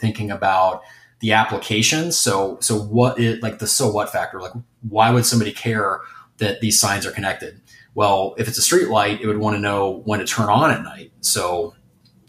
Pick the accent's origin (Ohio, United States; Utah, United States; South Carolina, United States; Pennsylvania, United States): Ohio, United States; moved away as an adult; also born or lived in Rhode Island; now in Detroit, United States; I'm from Ohio, just a state just south of Michigan